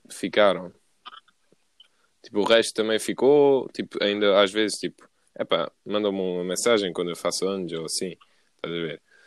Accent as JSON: {"language": "Portuguese", "town": "Paderne", "region": "Algarve", "country": "Portugal", "moved": "yes", "said": "eu sou de Paderno e sempre vou ser de Paderno"}